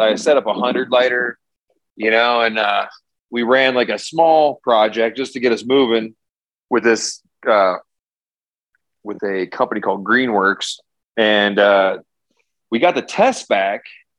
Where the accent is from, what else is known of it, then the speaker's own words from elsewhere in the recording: Cleveland, Ohio, United States; now in Denver, United States; So I came out from Cleveland and 10 years ago, 2009, managed to get some samples out to Denver